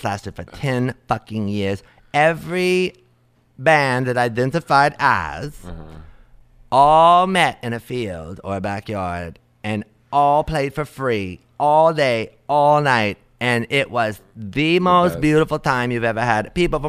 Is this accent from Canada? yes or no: no; New Orleans, Louisiana, United States; now in Brooklyn, United States; No, I know how to do all that. I'm from Louisiana.